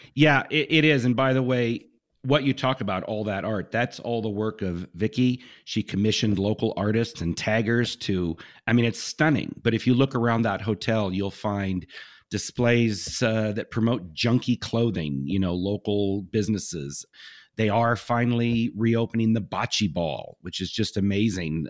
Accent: Southern California, United States; I grew up in Southern California

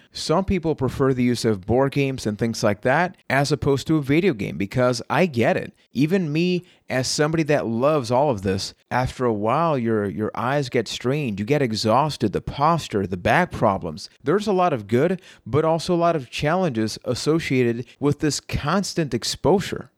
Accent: Puerto Rico; I am from Puerto Rico

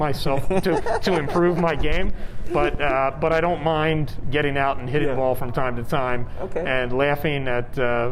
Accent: Atlantic City, New Jersey, United States; now in Las Vegas, United States; My hometown is Atlantic City, New Jersey.

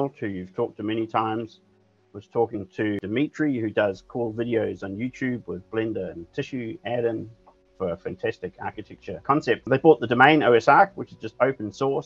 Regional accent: New Zealand; moved away as an adult; now in Denmark; I'm from New Zealand, trained as an architect in New Zealand, and I live in Denmark with my family

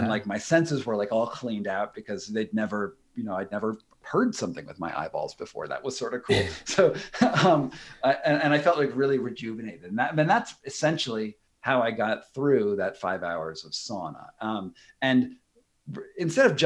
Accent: United States; I'm an American

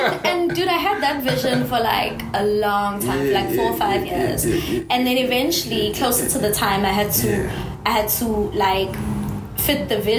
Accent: Durban, KwaZulu-Natal, South Africa; born and raised in Durban.

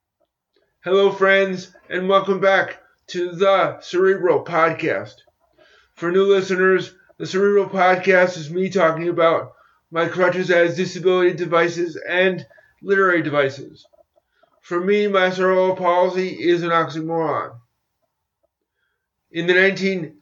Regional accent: United States; my home country of the United States

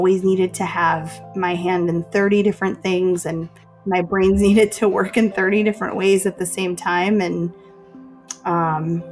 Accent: Chicago, Illinois, United States; I'm from Chicago.

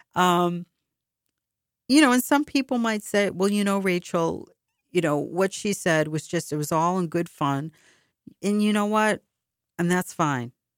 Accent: Boston, Massachusetts, United States; When I was growing up in Boston

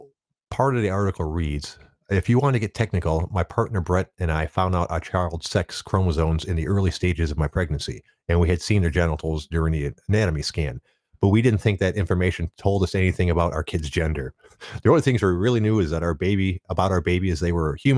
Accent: Detroit, Michigan, United States; I'm from Detroit and the traditional auto industry influenced the area so much

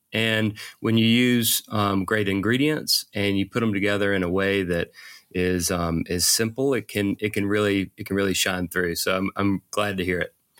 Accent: Eufaula, Alabama, United States; now in Atlanta, United States; grew up in a tiny little town in Alabama

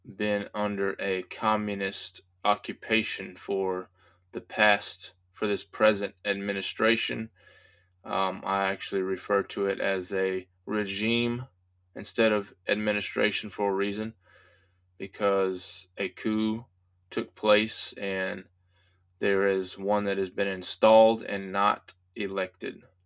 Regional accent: United States; as American citizens

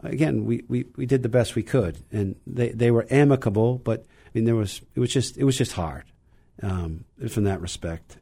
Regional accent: Burlington, Vermont, United States; now in Wellesley, United States; I grew up in, in Burlington, Vermont

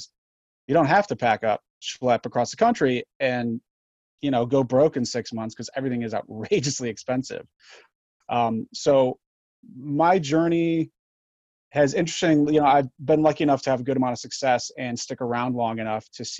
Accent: Grand Island, New York, United States; moved away as an adult; So yes, I grew up on Grand Island, went to Stella Niagara in Lewiston, which was amazing. St. Joe's, which was amazing.

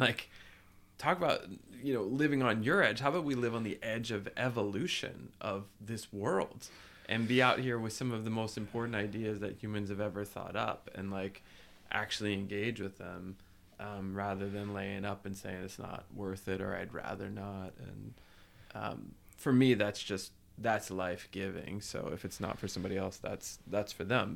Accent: New Jersey, United States; I grew up in New Jersey

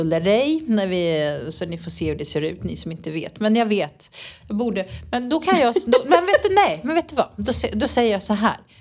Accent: Sweden; moved away as an adult; now in Nerja, Spain; hemma i Sverige

